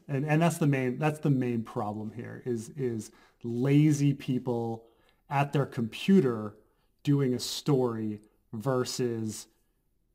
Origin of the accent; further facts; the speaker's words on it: United States; American. I'm American. My background is Dutch.